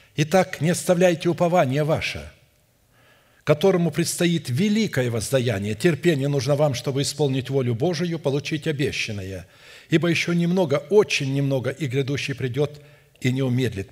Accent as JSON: {"language": "Russian", "town": "Irkutsk", "region": "Irkutsk Oblast", "country": "Russia", "tie": "born or raised there", "said": "Я родился в Сибири, в Иркутске"}